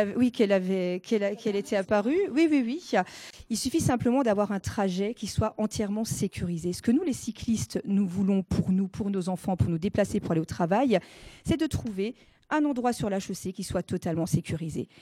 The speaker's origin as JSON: {"language": "French", "area": "Alsace", "region": "Grand Est", "country": "France", "first_language": "Alsatian", "second_language": "French", "said": "L'alsacien est ma langue maternelle."}